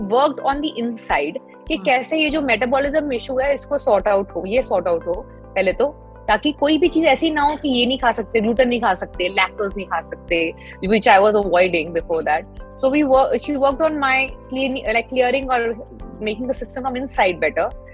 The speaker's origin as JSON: {"language": "Hindi", "region": "Delhi", "country": "India", "said": "मैं दिल्ली से हूँ"}